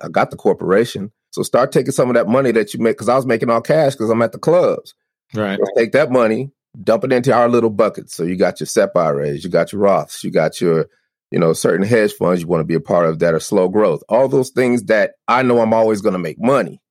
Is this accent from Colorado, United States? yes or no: yes; Denver, Colorado, United States; I'm from Denver